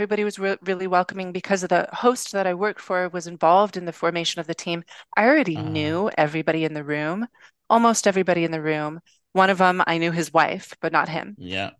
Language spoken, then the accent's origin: English; Venice Beach, California, United States; But I grew up in Venice Beach, which is probably one of the most liberal parts of the planet